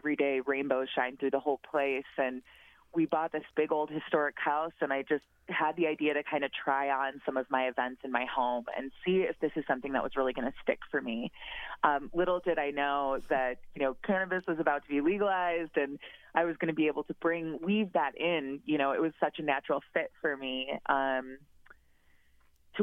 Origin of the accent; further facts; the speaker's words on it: Wisconsin, United States; moved away as an adult; also born or lived in Chicago, Illinois; now in Portland, United States; I'm a Midwesterner originally and lived in Wisconsin for a long time